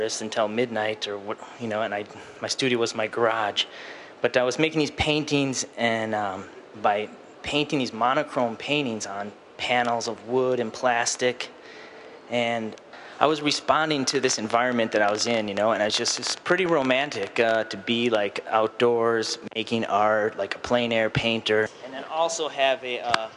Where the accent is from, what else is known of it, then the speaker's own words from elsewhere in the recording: Wisconsin, United States; moved away; also born or lived in California; I was born in Wisconsin, and it was very cold there, and I was indoors all the time.